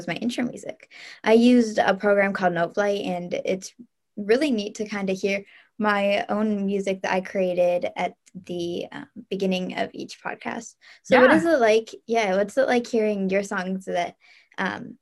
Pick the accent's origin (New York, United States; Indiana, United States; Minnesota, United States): Indiana, United States; Fort Wayne; we're both girls from Fort Wayne, Indiana